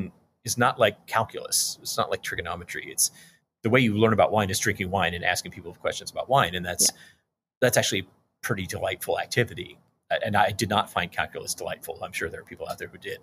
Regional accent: Texas, United States; I grew up in Texas

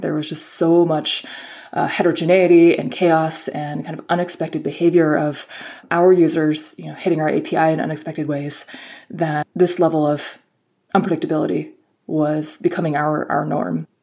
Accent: Bay Area, California, United States; I grew up in the in the Bay Area

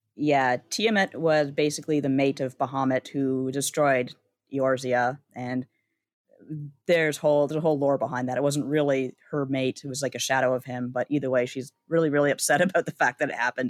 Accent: Canada; as a Canadian

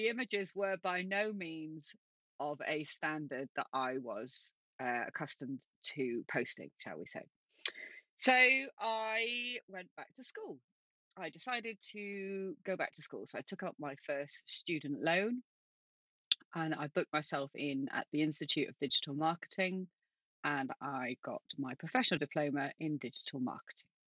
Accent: Manchester, North West England, United Kingdom; I'm from Manchester. I'm originally a Manchester girl.

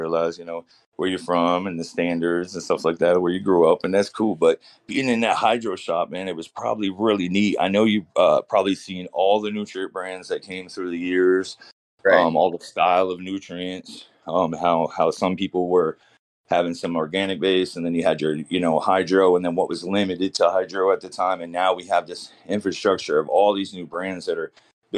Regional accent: Florida, United States; also born or lived in California; now in Maine, United States; I'm from down south. I grew up in Florida.

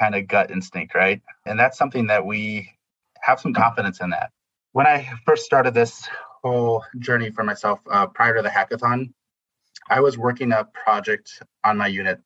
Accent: Midwest, United States; As a Midwesterner

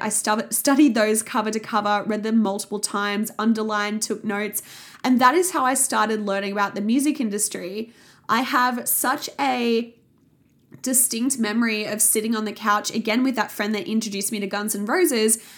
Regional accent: Sydney, New South Wales, Australia; I grew up in the Sutherland Shire in Sydney

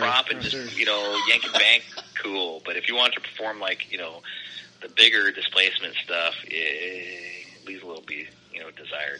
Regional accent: West Coast, United States; growing up on the West Coast, like I know the In-N-Out menu, and I know the In-N-Out secret menus

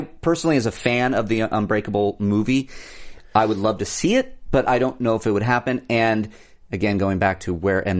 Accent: Orange County, California, United States; I grew up in Orange County

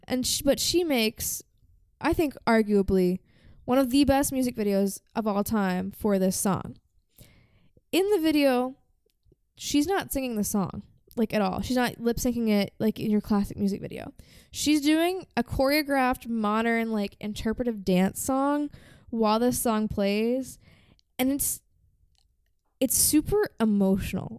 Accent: United States; I say this as American

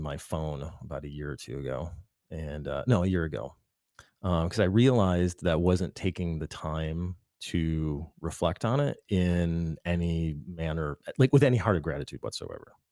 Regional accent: Michigan, United States; I came out of a big family in Michigan

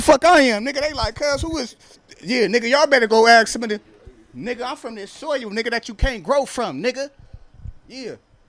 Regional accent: Compton, California, United States; I'm from Compton, day one. Born and raised, OTG.

